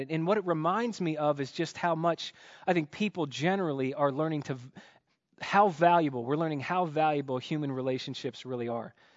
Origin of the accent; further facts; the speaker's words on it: United States; growing up in America